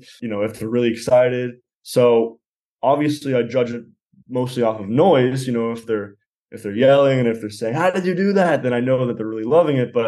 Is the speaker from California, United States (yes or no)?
yes; Los Angeles, California, United States; I'm from Los Angeles and I'm 20 years old